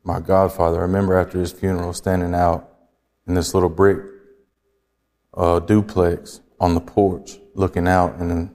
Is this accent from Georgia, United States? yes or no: yes; Flowery Branch, Georgia, United States; moved away as an adult; also born or lived in Atlanta, Georgia; now in Western New York, United States; I grew up in a small town in Georgia called Flowery Branch, Georgia